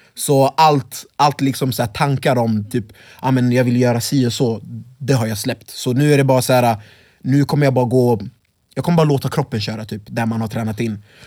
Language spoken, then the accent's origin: Swedish; Örebro, Örebro County, Sweden; also born or lived in Congo; jag är från Vivalla från början också själv.